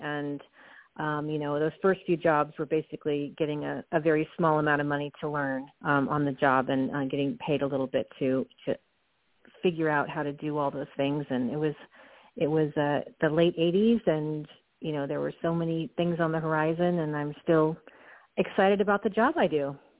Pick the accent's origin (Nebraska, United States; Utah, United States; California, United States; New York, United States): California, United States; Southern; I grew up in Southern California in the 70s